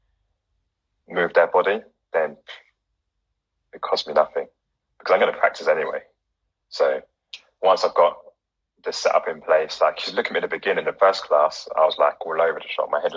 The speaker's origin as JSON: {"language": "English", "country": "Ghana", "said": "giving a nod to all fellow Ghanaians in the house right now."}